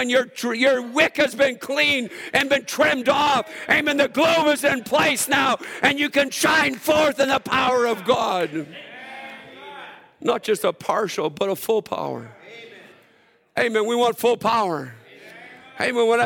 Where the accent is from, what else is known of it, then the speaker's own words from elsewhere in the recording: Alberta, Canada; I'm from Saskatchewan. I mean, Alberta, so we don't get too happy in church.